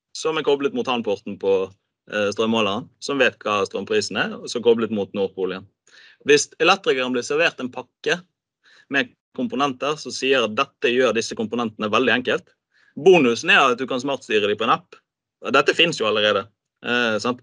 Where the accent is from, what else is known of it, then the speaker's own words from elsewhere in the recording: Bergen, Vestland, Norway; som bergenser